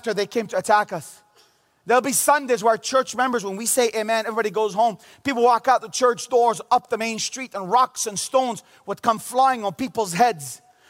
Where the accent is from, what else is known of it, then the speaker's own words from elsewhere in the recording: Bethlehem, West Bank, Palestine; also born or lived in Jerusalem / United States; I grew up in the city of Bethlehem in Jerusalem. I was born in Jerusalem. I grew up in Bethlehem all my life, minus a few years of going to college in America.